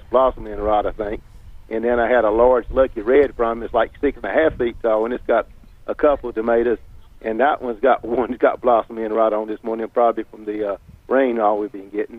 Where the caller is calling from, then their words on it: Wendell, North Carolina, United States; I'm calling from Wendell.